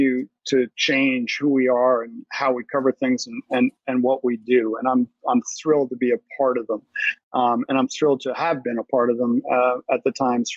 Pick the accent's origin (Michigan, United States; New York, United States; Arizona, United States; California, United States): New York, United States; New York City; I grew up in Brooklyn Heights